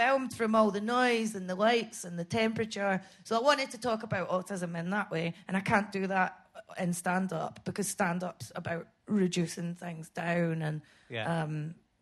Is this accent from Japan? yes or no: no; Scotland, United Kingdom; moved away as an adult; also born or lived in Edinburgh; I hate being Scottish now